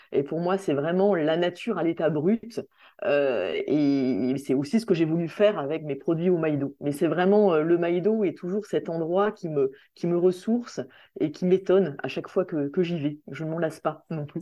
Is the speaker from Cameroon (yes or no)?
no; Saint-Denis, Réunion; moved away as an adult; also born or lived in Strasbourg / Brussels; je suis réunionnais, je suis née à La Réunion, j'ai fait toute ma scolarité à, l'île de La Réunion, euh, à Saint-Denis.